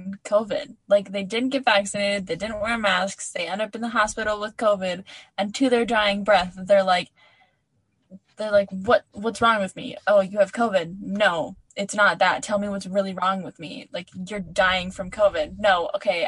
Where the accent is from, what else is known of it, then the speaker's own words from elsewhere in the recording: Minnesota, United States; I'm a Minnesotan.